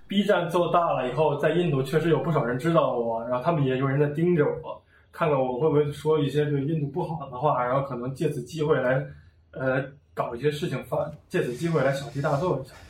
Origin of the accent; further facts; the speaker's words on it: China; moved away as an adult; now in India; 我应该是中国人